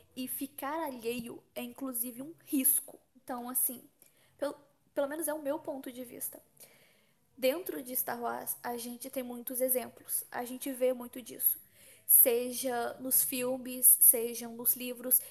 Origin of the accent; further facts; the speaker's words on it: São Paulo, Brazil; eu sou de São Paulo